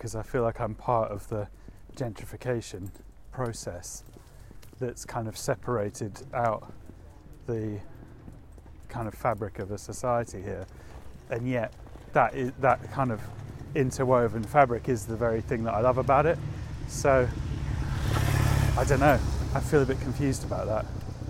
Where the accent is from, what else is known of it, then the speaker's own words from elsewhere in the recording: Yorkshire and the Humber, United Kingdom; moved away as an adult; now in London, United Kingdom; I moved to Highbury when I was 20. I came to London from North Yorkshire and to go to university at UCL